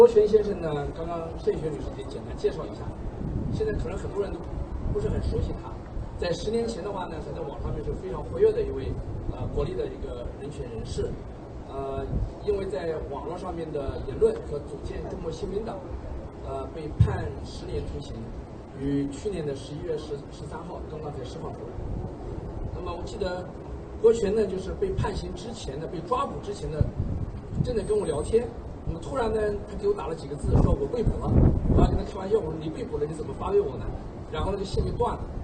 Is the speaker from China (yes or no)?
yes; China; 我们中国人变没有放弃，变没有妥协